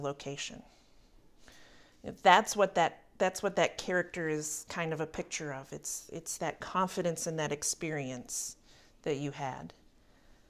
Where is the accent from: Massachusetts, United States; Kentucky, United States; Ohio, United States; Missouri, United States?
Kentucky, United States; Berea; the court of the college in my hometown